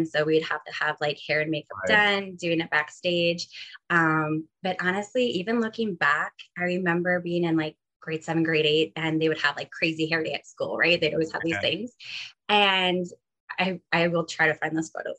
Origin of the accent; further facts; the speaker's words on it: Ontario, Canada; moved away as an adult; also born or lived in Calgary; now in Kelowna, Canada; we're all originally from Ontario